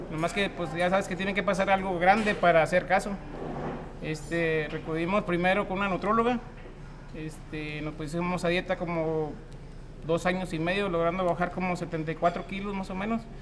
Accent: Nava, Coahuila, Mexico; soy originario de Nava, Coahuila.

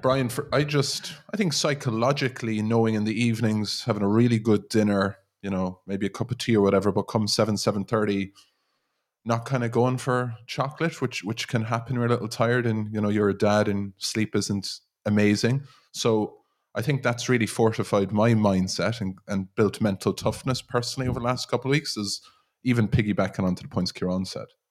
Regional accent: Ireland; us as Irish people

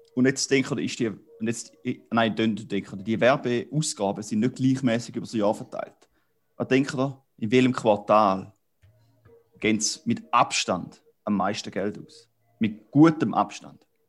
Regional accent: Switzerland; als äh, Appenzeller

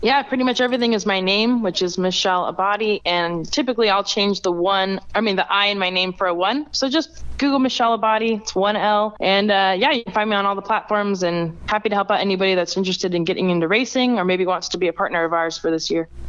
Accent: Las Vegas, Nevada, United States; being born and raised in Vegas

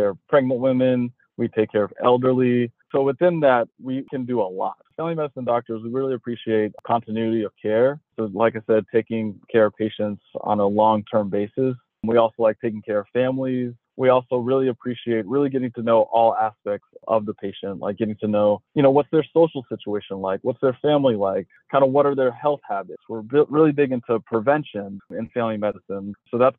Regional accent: Texas, United States; moved away as an adult; also born or lived in Houston / Chicago; now in Pittsburgh, United States; born and raised in Texas, just lived there all my life

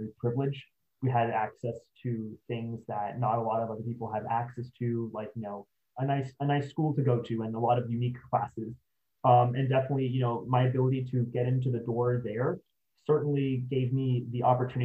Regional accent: San Antonio, Texas, United States; I'm originally from San Antonio

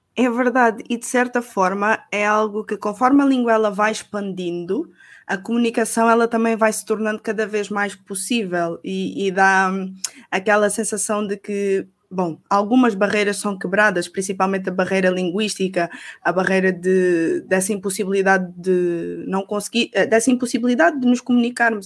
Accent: Portugal

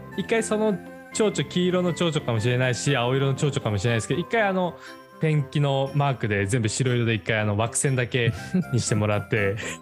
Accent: Akita, Japan; 秋田出身でしたけど

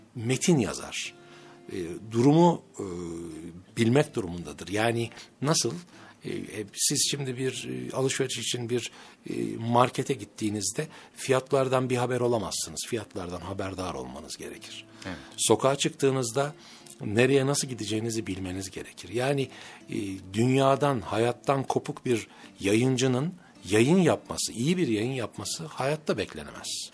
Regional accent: Ankara, Turkey; also born or lived in Mersin; 1964 yılında Ankara'da dünyaya geldim.

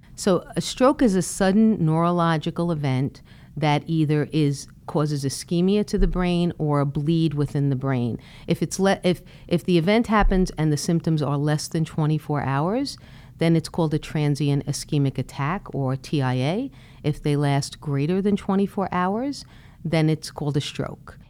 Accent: Brooklyn, New York, United States; I was born and raised in Brooklyn

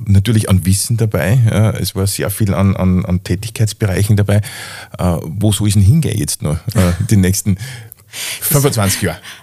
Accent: Upper Austria, Austria; bei uns in Oberösterreich

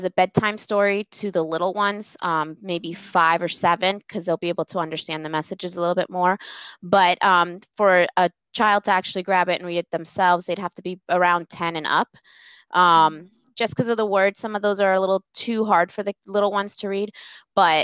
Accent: Colombia; moved away; we're from Colombia, the country of Colombia

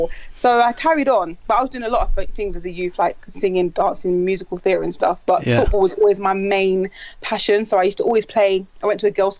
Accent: London, United Kingdom; we're from Stratford in East London

